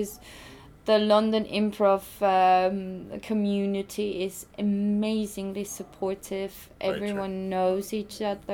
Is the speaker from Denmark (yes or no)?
no; Austria; moved away; I'm originally from Austria